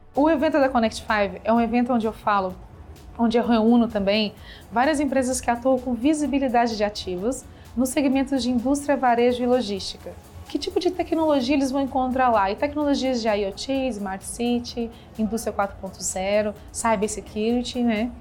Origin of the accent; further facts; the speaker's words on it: Minas Gerais, Brazil; now in São Paulo, Brazil; sou mineira e me formei em administração e comércio exterior